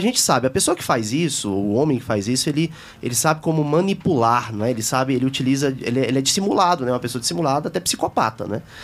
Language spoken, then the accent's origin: Portuguese; Taguatinga, Federal District, Brazil; Eu também nasci em Taguatinga